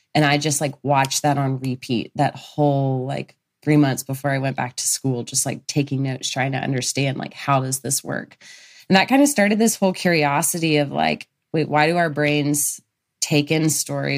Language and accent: English; Birmingham, Alabama, United States; moved away; I'm from Birmingham, Alabama originally